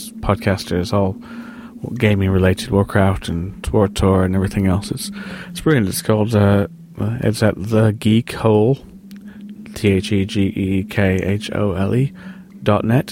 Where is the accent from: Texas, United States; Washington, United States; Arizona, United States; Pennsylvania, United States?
Washington, United States; Seattle; moved away as an adult; I was born and raised in Seattle, hence my slightly obscure accent I have, although I've been over here since 96